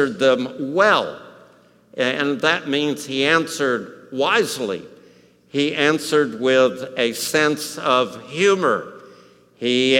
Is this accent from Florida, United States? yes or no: no; El Paso, Texas, United States; I grew up in El Paso.